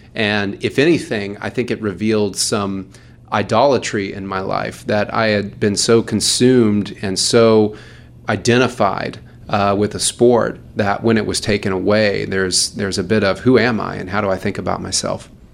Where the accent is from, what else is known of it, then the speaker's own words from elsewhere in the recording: Louisville, Kentucky, United States; moved away; I'm from Louisville, Kentucky.